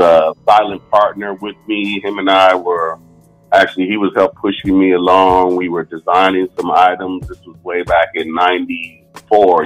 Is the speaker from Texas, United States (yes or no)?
no; Oceanside, California, United States; moved away as an adult; now in Winston-Salem, United States; growing up in Oceanside